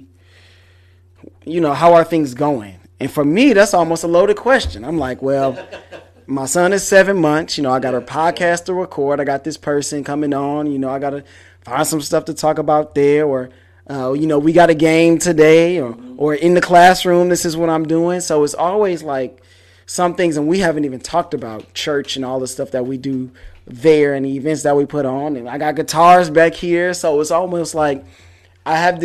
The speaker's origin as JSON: {"language": "English", "town": "Detroit", "region": "Michigan", "country": "United States", "moved": "yes", "lives_now": "Houston, United States", "said": "I'm from Detroit"}